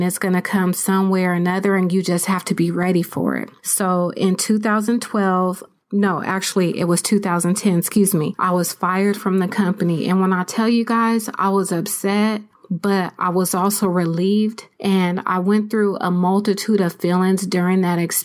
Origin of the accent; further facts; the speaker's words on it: San Diego, California, United States; moved away as an adult; now in Riverside County, United States; I'm originally from San Diego, California